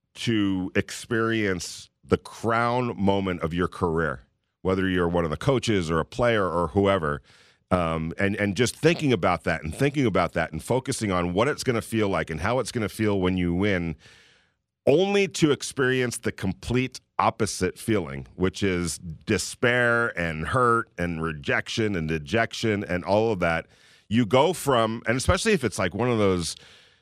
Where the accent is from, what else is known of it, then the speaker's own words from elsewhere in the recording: California, United States; moved away as an adult; now in Las Vegas, United States; I'm from California, so we don't have humidity